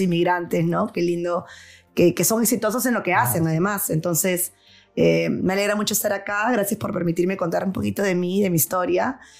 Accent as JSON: {"language": "Spanish", "country": "Peru", "moved": "as an adult", "lives_now": "New York, United States", "said": "me daba igual ser peruana cuando vivía en Perú"}